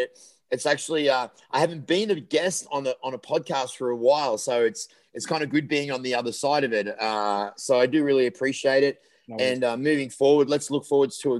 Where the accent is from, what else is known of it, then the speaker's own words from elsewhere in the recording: Ireland; we're Irish